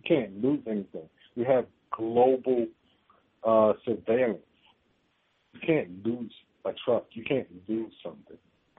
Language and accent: English; Washington, District of Columbia, United States; now in San Diego, United States; I live in San Diego now. I'm from Washington, D.C.